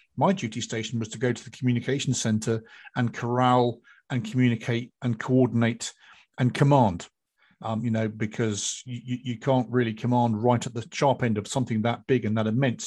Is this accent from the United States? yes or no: no; United Kingdom; for us Brits